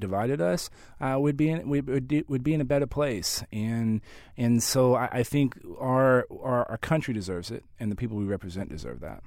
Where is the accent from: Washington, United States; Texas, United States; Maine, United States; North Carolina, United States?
Texas, United States; San Antonio; San Antonio, which is my, my hometown, home of the San Antonio Spurs